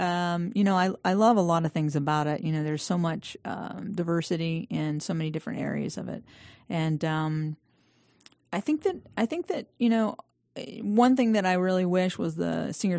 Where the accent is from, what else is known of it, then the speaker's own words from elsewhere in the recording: Statesville, North Carolina, United States; also born or lived in Aiken, South Carolina; now in Atlanta, United States; I was born in Aiken, South Carolina. Okay. I know, odd. No. And then, you know, my parents were from Statesville, and so they moved back home when I was three. And, yeah, so Statesville, North Carolina.